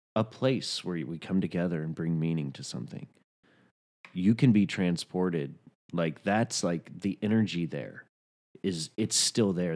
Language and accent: English; Chattanooga, Tennessee, United States; accent: Southern; moved away; I was a biracial kid growing up in Chattanooga, Tennessee